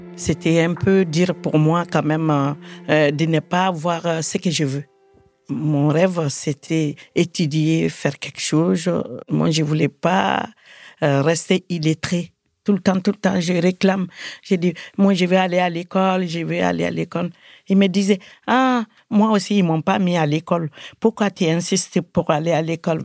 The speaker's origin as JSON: {"language": "French", "country": "Mali", "tie": "born or raised there", "also_born_or_lived": "Bamako", "moved": "yes", "lives_now": "France", "said": "je suis du Mali. Karamkola, c'est mon village euh, natal. Il est à 100 km de Bamako"}